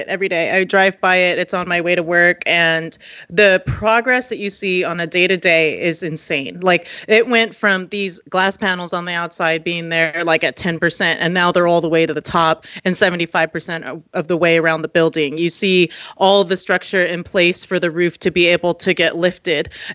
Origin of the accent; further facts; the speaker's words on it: San Jose, California, United States; now in Las Vegas, United States; I grew up in the Bay Area. And so for me, as a San Jose native